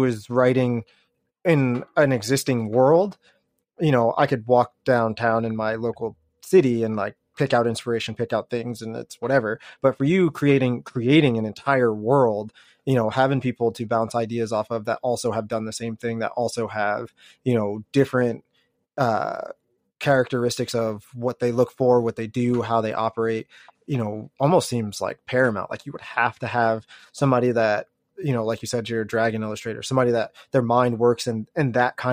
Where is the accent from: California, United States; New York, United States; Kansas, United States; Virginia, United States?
Kansas, United States; Lawrence; I'm from Lawrence, which is like half hour away